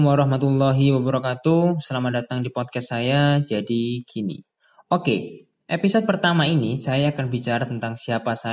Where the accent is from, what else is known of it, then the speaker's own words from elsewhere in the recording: Trenggalek, East Java, Indonesia; also born or lived in Kediri; now in Malang, Indonesia; Saya lahirnya di Kediri, ya tempat tinggal saya atau kampung halaman saya itu di Trenggalek. Jadi kalau saya mudik itu saya pulangnya ke Trenggalek. Dan sekarang saya berdomisili di Malang